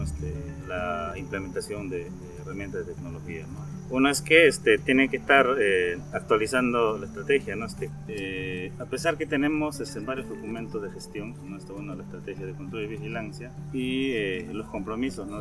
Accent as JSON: {"language": "Spanish", "country": "Peru", "said": "soy de Perú, trabajo en Camaracairi"}